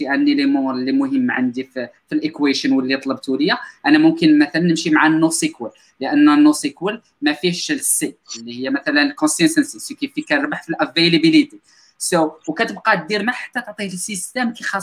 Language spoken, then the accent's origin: Arabic; Morocco; حنا مغاربه ما كانش عندنا واحد الباك جراوند اللي كبيره